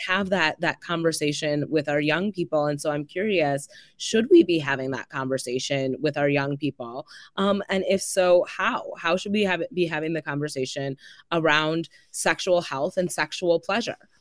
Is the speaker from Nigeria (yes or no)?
no; Madison, Wisconsin, United States; I grew up here in Madison. I went to public school